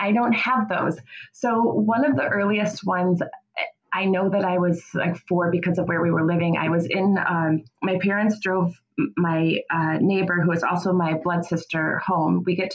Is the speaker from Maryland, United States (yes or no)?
no; Kenosha, Wisconsin, United States; I'm from Kenosha